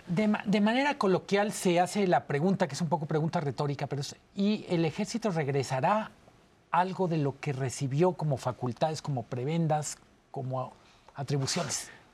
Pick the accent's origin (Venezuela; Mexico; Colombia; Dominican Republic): Mexico